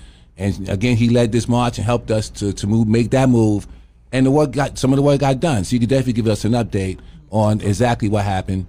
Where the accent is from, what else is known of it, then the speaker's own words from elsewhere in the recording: New York City, New York, United States; born and raised in Lafayette Gardens. Mm-hmm. So I'm a NYCHA resident, or a former NYCHA mm-hmm. resident.